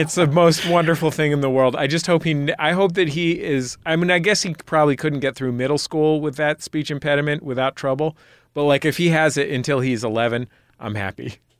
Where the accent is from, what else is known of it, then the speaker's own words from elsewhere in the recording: San Francisco, California, United States; I grew up in San Francisco where all regional accents are combined into one super accent